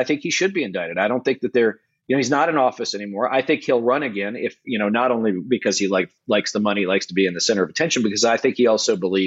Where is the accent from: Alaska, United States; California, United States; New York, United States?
New York, United States; being a New Yorker